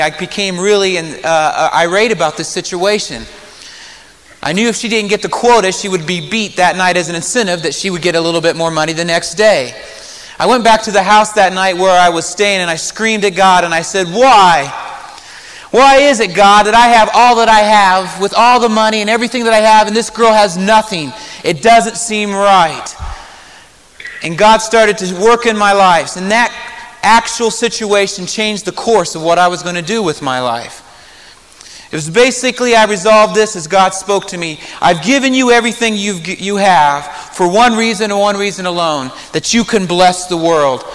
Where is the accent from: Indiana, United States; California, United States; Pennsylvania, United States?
Indiana, United States; Marion; moved away as an adult; Growing up in Marion, Indiana